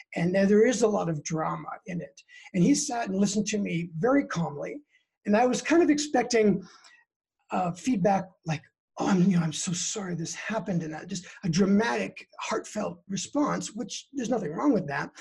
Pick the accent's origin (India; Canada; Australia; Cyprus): Canada; British Columbia; now in Denver, United States; I'm originally from Canada. I'm a Canadian citizen from the West Coast in British Columbia, born and raised there. And in 2003, I moved to uh, the US and I've been here ever since.